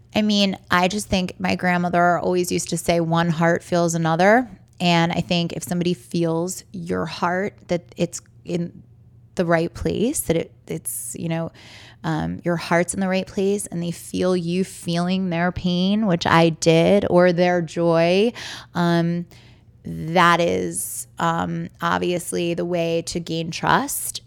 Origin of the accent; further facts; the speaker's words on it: Baltimore, Maryland, United States; I'm born and raised in Baltimore.